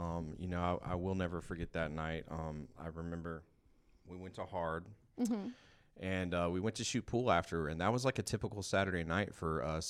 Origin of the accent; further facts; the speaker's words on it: Georgia, United States; born there; also born or lived in California; I was born in Georgia, lived in California for a while, been back and forth from here and there my whole life.